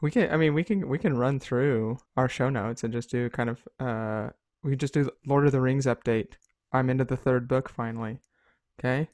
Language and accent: English; United States; as an American people, um, we have grown up